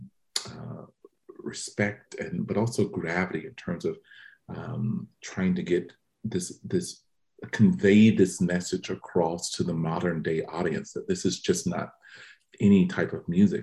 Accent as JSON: {"language": "English", "town": "Macon", "region": "Georgia", "country": "United States", "tie": "born or raised there", "said": "I come from Macon, Georgia, a single parent household"}